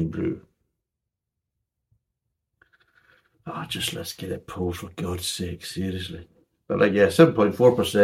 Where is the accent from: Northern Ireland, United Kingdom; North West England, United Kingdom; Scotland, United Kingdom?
Scotland, United Kingdom; I'm a Scotsman